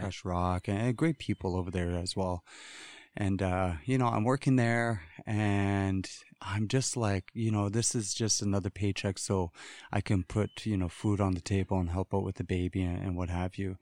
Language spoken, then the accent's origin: English; Wrigley, Northwest Territories, Canada; I hail from Pitsaki First Nations, which is Wrigley. Um, it's, uh, the Highway one. It's the end of the all-season road. And, um, that's where I'm from